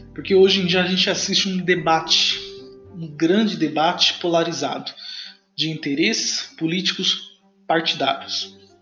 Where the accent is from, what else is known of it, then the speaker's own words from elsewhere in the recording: Brazil; nós, brasileiro